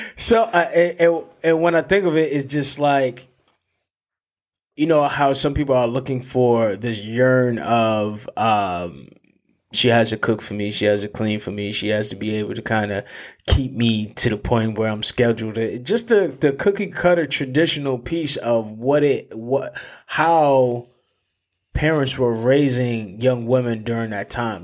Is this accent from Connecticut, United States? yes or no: yes; New Haven, Connecticut, United States; growing up in New Haven and having that tie to New Haven